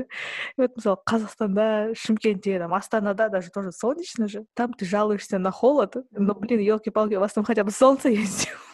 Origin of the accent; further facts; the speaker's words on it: Kazakhstan; now in Sweden; я из Казахстана